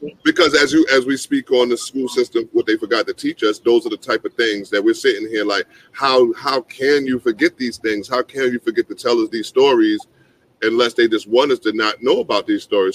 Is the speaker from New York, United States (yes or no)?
yes; New York, United States; I'm a New Yorker